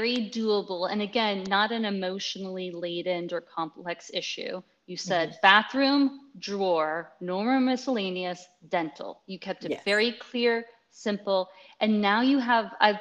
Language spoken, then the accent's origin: English; Washington, District of Columbia, United States; now in Texas, United States; I'm from Washington, D.C. originally